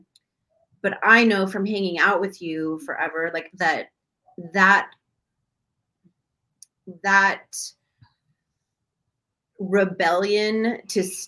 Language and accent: English; Long Beach, California, United States; I come from Long Beach